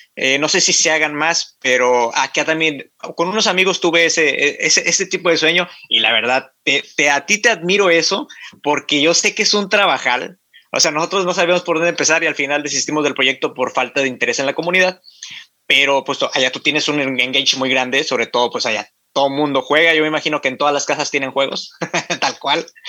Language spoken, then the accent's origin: Spanish; Matamoros, Tamaulipas, Mexico; soy de Matamoros, Tamaulipas, aquí en la ciudad de Matamoros, Tamaulipas